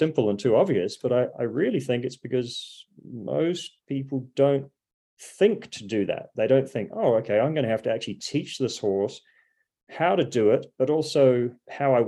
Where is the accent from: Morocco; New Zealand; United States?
New Zealand; being a New Zealander, I mean, there were two sayings that I was brought up